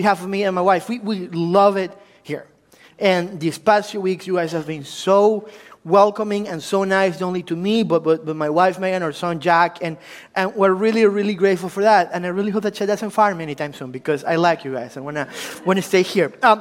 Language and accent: English; Ecuador; English is a second language; also born or lived in Washington, D.C., United States; now in United States; I'm originally from Ecuador, so if you were wondering where that exotic accent is coming from, it's like, it's Italian, German, like, what his deal? It's from Ecuador